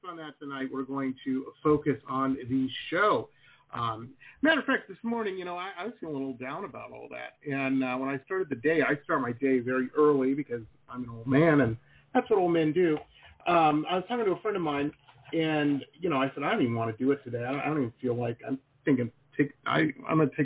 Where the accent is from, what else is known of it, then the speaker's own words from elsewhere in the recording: Detroit, Michigan, United States; moved away as an adult; also born or lived in Boston / West Coast; now in Florida, United States; I'm from Detroit